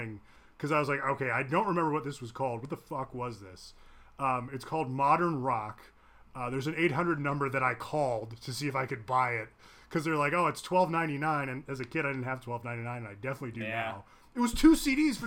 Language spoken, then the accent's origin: English; Ohio, United States; I grew up in Ohio